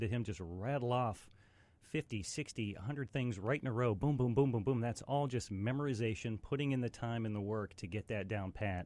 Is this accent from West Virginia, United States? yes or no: yes; West Virginia, United States; moved away; also born or lived in Pittsburgh, Pennsylvania; I'm originally from West Virginia